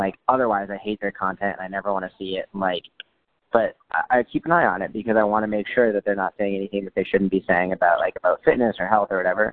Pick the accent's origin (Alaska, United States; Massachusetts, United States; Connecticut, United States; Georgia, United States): Massachusetts, United States; Sudbury; We were from a town called Sudbury